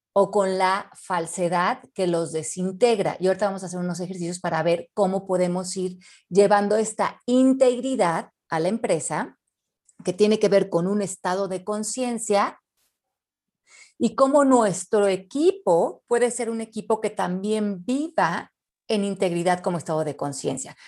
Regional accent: Mexico; los mexicanos somos divinos

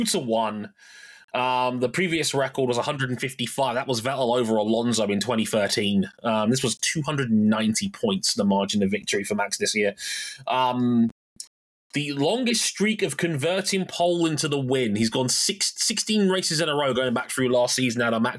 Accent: Jamaica; It reminded me of, and as a Jamaican, this means a lot to me, Berlin 2009

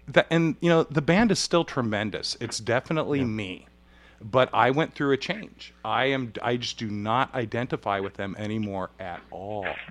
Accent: Huntington Beach, California, United States; I grew up in Huntington Beach

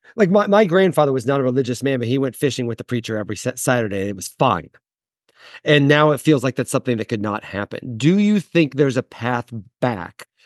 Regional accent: Midwest, United States; moved away; also born or lived in New York; I'm a Midwesterner.

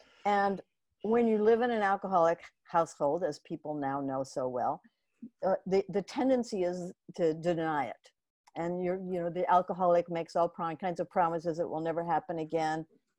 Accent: Omaha, Nebraska, United States; I mean, but actually it began when I was a kid and I grew up in Omaha, Nebraska.

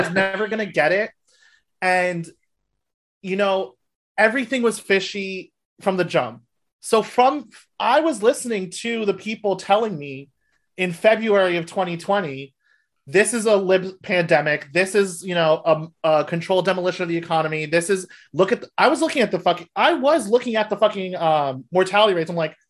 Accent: New York, United States; I grew up outside of New York

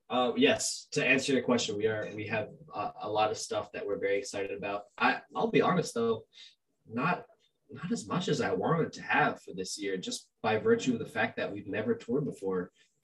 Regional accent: Argentina; I'm from Argentina, so that's my team.

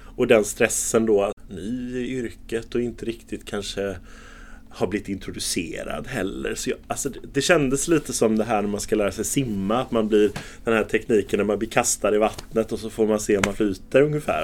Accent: Gothenburg, Västra Götaland, Sweden; Jag är uppvuxen i centrala Göteborg, i Haga, i Majorna.

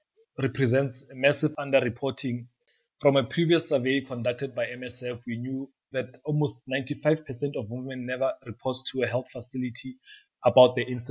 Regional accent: Limpopo, South Africa; now in Rustenburg, South Africa; I'm originally from Limpopo. So it's in the northern province of South Africa.

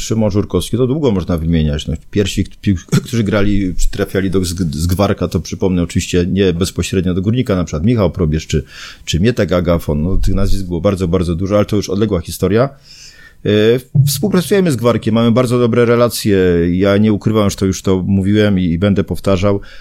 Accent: Zabrze, Silesian Voivodeship, Poland; ja jestem z Zabrza i w tym Zabrzu, z tego miasta nie zamierzam opuszczać

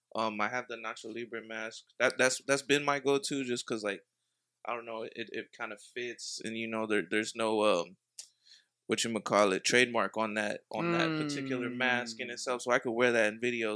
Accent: Dayton, Ohio, United States; I'm from Dayton Ohio.

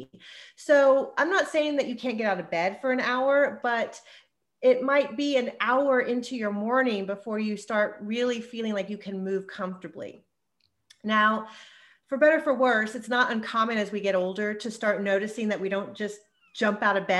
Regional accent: Texas, United States; moved away as an adult; also born or lived in New York / Los Angeles; I'm born and raised in Texas, but I did all my education and training in New York

